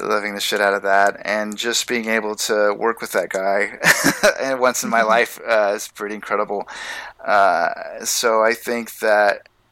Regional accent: Portland, Oregon, United States; moved away; I grew up in Portland

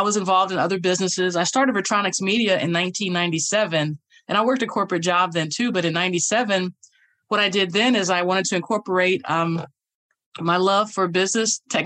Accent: Indianapolis, Indiana, United States; now in Georgia, United States; I'm from Indianapolis, Indiana

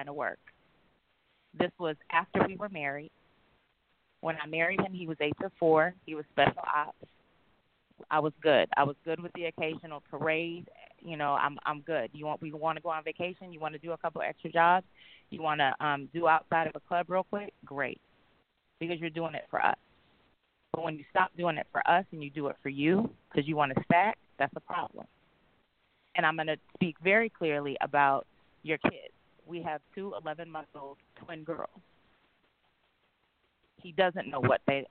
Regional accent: Midwest, United States; now in Atlanta, United States; I'm from the Midwest, but I live in Atlanta.

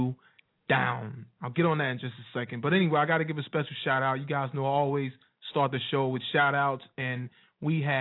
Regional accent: Wilson, North Carolina, United States; Wilson, NC, my hometown.

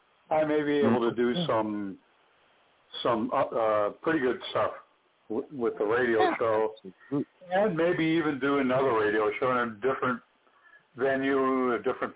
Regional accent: Arizona, United States; Living in Arizona now, and, you know, I grew up in Arizona. This is my home state

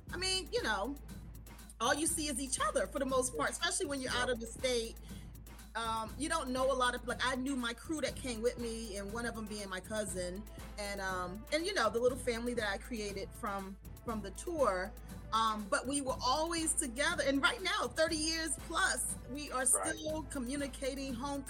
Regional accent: New Jersey, United States; moved away as an adult; also born or lived in Raleigh, North Carolina; I am from New Jersey.

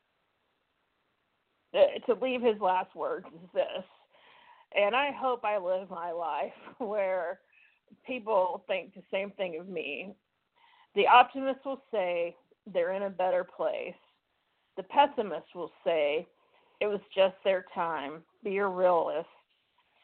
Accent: Mississippi, United States; accent: southern; moved away as an adult; I'm from Mississippi

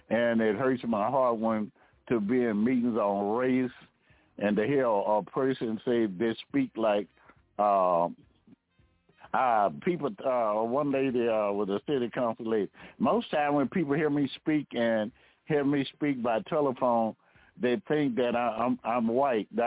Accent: the South, United States; They never knew I was from the South because I don't have that draw.

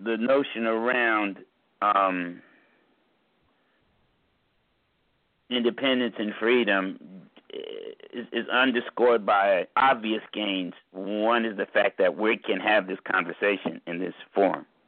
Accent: United States; I wouldn't say I'm not American. It's where the fuck I'm born

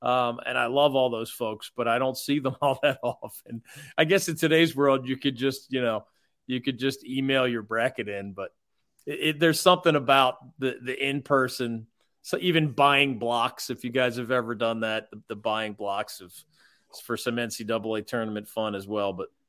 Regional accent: Philadelphia, Pennsylvania, United States; moved away; I grew up in Philly on the Big East culture.

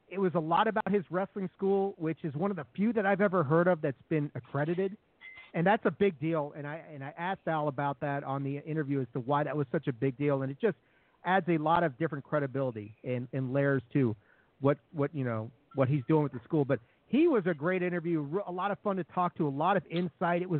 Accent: Washington, District of Columbia, United States; I grew up in Washington D.C.

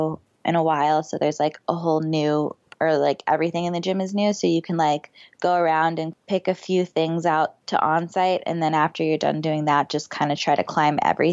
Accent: Florida, United States; I grew up in Florida.

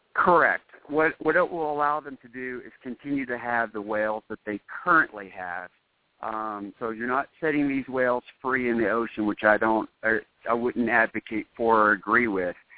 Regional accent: United States; I love being an American

